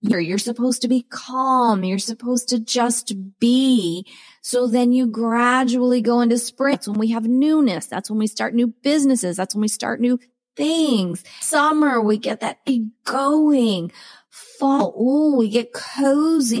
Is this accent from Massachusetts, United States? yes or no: yes; Cape Cod, Massachusetts, United States; moved away; also born or lived in Maryland / Rhode Island / Arizona; I grew up on Cape Cod. I went to school in Rhode Island on the ocean. With that, I was born in Maryland